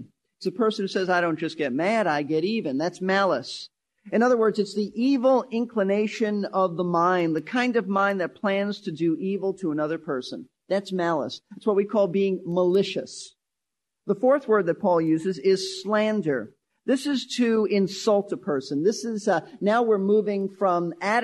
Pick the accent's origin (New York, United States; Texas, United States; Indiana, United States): New York, United States; New York City; I was raised in Brooklyn, New York.